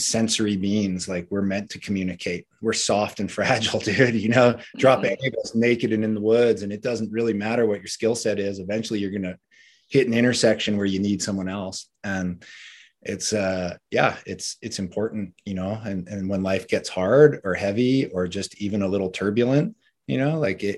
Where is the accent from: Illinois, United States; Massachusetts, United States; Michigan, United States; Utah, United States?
Massachusetts, United States; Cape Cod; moved away as an adult; also born or lived in US West Coast; I grew up on Cape Cod, moved out west chasing surf dreams during the great El Nino winter of 97, 98.